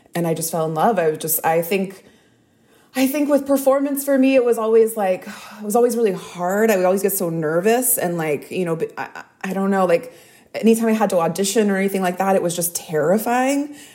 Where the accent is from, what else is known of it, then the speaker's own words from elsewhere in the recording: Texas, United States; I grew up in Texas